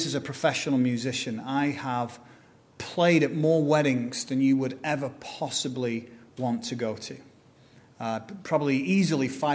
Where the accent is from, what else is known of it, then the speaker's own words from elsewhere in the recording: England, United Kingdom; accent: British; now in United States; back in England, my accent isn't considered posh.